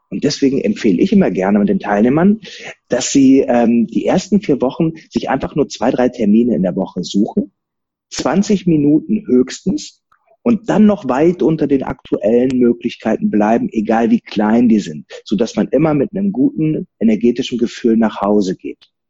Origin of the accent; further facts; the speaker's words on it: Rhineland, Germany; Als Rheinländer nimmst du dich halt nicht so ernst. Ne? Das, das, kriegst du von klein auf beigebracht.